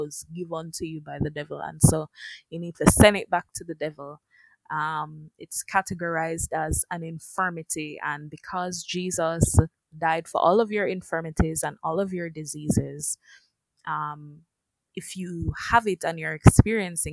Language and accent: English; Jamaica; as Jamaicans